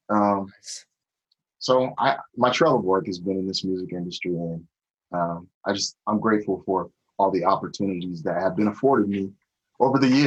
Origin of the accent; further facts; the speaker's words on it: Tacoma, Washington, United States; I was born and raised in the Tacoma, Washington area. Um, that's the small city just outside of Seattle.